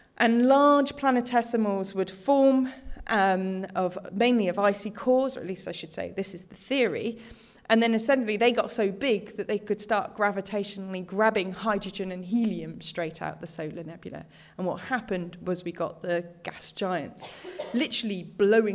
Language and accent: English; United Kingdom; now in Australia; I'm British originally